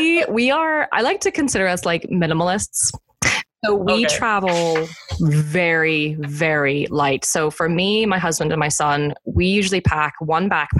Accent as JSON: {"language": "English", "country": "United States", "also_born_or_lived": "London, United Kingdom / Ireland", "moved": "as an adult", "lives_now": "Michigan, United States", "said": "I'm American"}